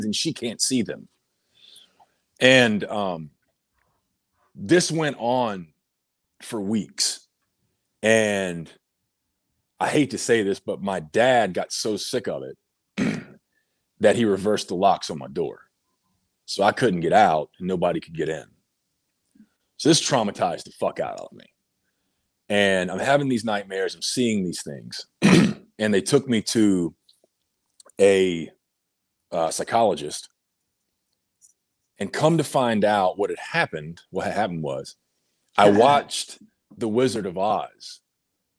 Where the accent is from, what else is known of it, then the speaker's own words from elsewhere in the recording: North Carolina, United States; moved away as an adult; also born or lived in Georgia; I had planned to move back to my home state of North Carolina in August